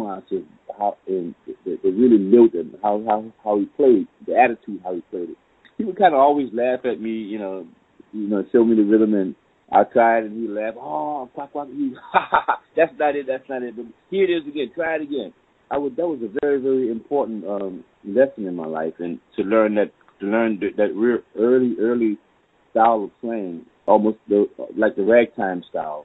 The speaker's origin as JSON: {"language": "English", "town": "New Orleans", "region": "Louisiana", "country": "United States", "tie": "born or raised there", "said": "I came from a New Orleans family, and a New Orleans musical family, and there are a lot of New Orleans musical families here in New Orleans"}